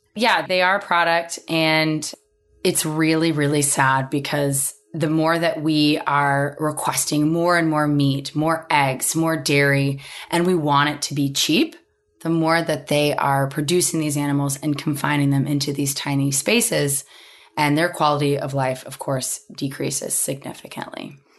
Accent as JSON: {"language": "English", "region": "Oklahoma", "country": "United States", "tie": "born or raised there", "said": "growing up in Oklahoma"}